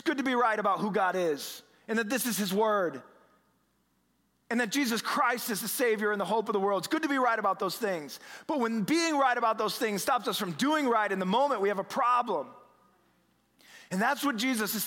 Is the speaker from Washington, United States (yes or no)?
no; Omaha, Nebraska, United States; now in Boston, United States; I've lived in Boston now for 20 years, which I can't believe, but I'm originally from the Midwest, right? Aben and I were both from Omaha here